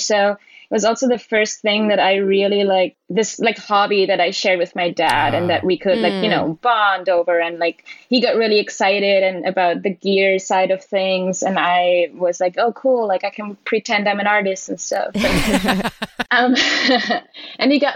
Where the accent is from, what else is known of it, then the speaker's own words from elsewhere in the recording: village near Salzburg, Austria; first language German; English is a second language; moved away as an adult; also born or lived in Brooklyn, New York; now in New York City, United States; I'm originally from Austria, grew up in a tiny little town, village in the Alps, close to Salzburg.